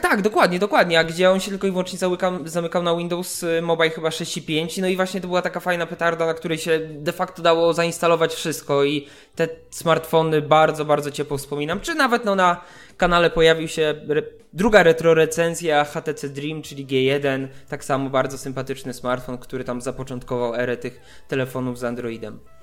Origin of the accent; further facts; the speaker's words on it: Warsaw, Masovian Voivodeship, Poland; moved away as an adult; now in Wrocław, Poland; ja też warszawiak jestem, nie? Więc urodziłem się w Warszawie, 25 lat w Warszawie spędziłem